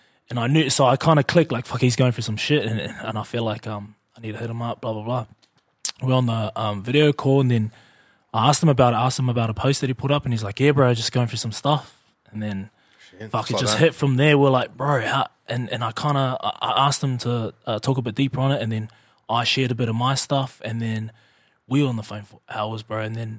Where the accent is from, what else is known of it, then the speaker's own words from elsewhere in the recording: New Zealand; moved away as an adult; I come straight from New Zealand.